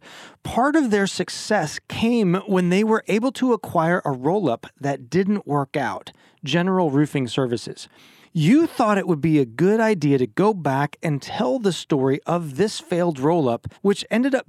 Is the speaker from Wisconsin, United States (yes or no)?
yes; Green Bay, Wisconsin, United States; We are from Green Bay. We are big Packer fans